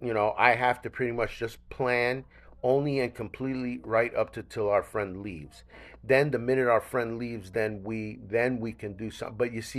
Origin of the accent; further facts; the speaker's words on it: New York, United States; You know that as a New Yorker, I'm really not into it.